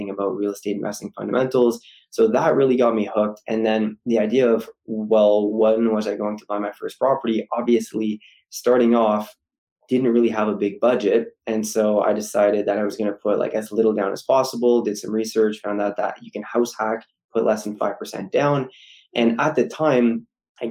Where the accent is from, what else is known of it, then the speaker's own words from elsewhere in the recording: Ottawa, Ontario, Canada; University of Ottawa in my hometown